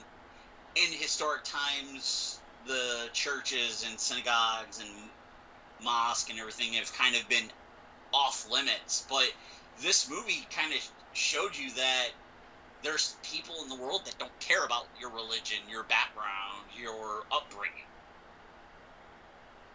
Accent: Buffalo, New York, United States; growing up in Buffalo, I had friends that lived in certain, I had friends and family that lived in certain areas of the city

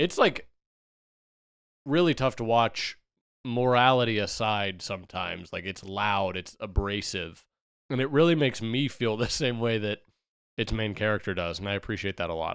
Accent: United States; we as Americans

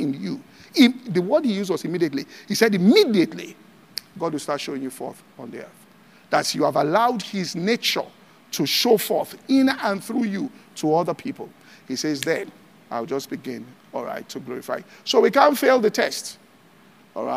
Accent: Ibadan, Oyo, Nigeria; I grew up in Ibadan

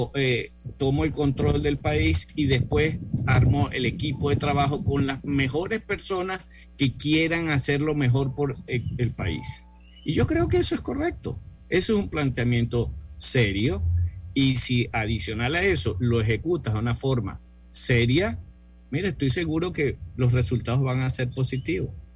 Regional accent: Venezuela; now in Costa Rica; mi origen, soy venezolano, pero actualmente vivo en Costa Rica

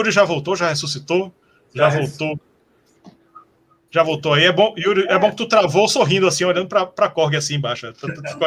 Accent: Recife, Pernambuco, Brazil; Sim, de Recife, somos de Recife.

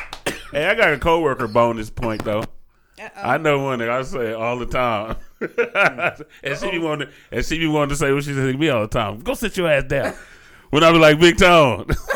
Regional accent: Compton, California, United States; I grew up in Compton in a hood called Front Hood.

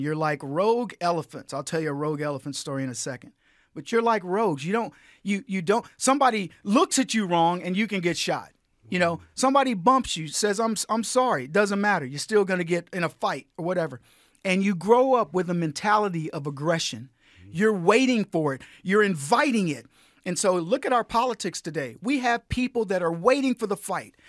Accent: San Antonio, Texas, United States; this little kid growing up in San Antonio

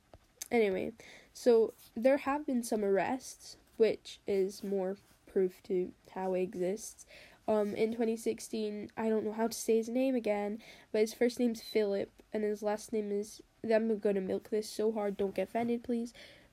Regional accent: England, United Kingdom; I'm 14 and I'm English.

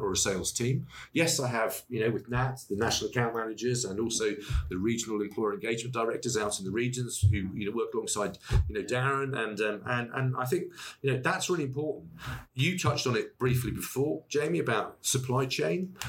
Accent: Wiltshire, South West England, United Kingdom; I'm from Wiltshire

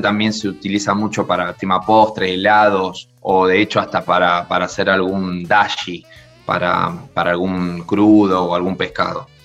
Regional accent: Argentina; moved away; also born or lived in Spain / France; como argentino

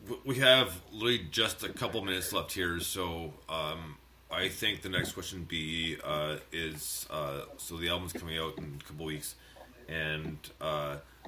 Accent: Montreal, Quebec, Canada; I was born and raised in Montreal, Canada, so it's the French

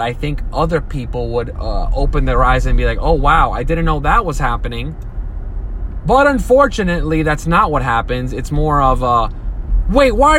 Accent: United States; this is the country I was born in. I am an American. And this is my home

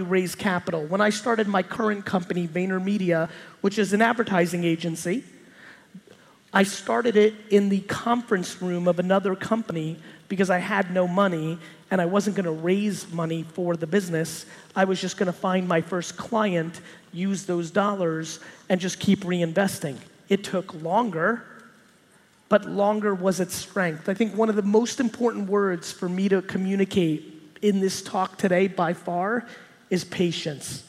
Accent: New Jersey, United States; born or raised there; also born or lived in Soviet Union

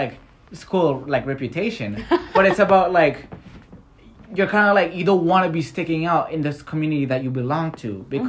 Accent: Canada; because I came from Canada, I know English.

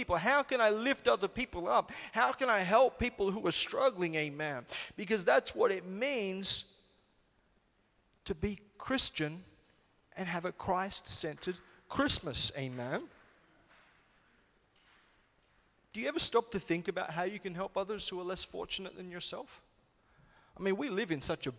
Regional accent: Solomon Islands; moved away; we grew up in the Solomon Islands

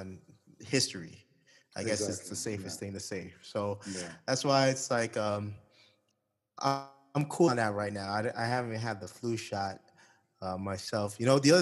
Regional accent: Toronto, Ontario, Canada; moved away as an adult; now in Saudi Arabia; I'm from Toronto.

